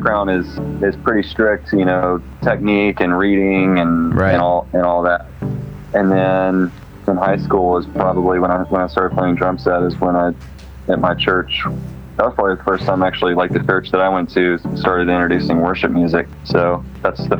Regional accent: Atlanta, Georgia, United States; moved away as an adult; also born or lived in Charlotte, North Carolina; now in Nashville, United States; my wife and I are both from suburbs of Atlanta, kind of outside of town

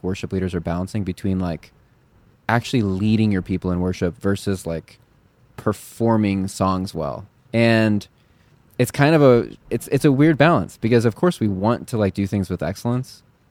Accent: Chicago, Illinois, United States; Chicago, my hometown

